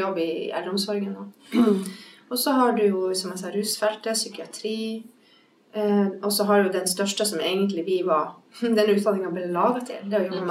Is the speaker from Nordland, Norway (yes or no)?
yes; Bodø, Nordland, Norway; moved away; also born or lived in Bergen; Der jeg vokste opp i Bodø